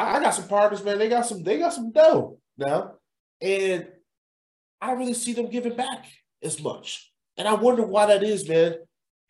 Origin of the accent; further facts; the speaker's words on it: Chicago, Illinois, United States; growing up in Chatham